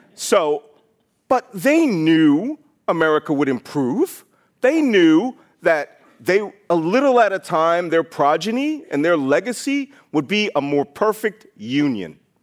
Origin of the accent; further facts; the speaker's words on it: Philadelphia, Pennsylvania, United States; I was born in Philadelphia in a naval hospital